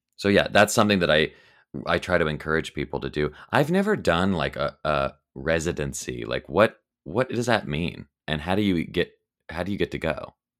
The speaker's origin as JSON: {"language": "English", "region": "the South", "country": "United States", "tie": "born or raised there", "said": "growing up in the South, every single person I knew was Christian"}